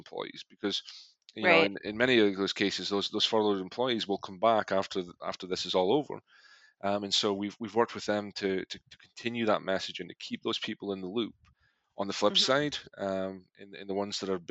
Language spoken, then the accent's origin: English; Scotland, United Kingdom; moved away; I am originally from Scotland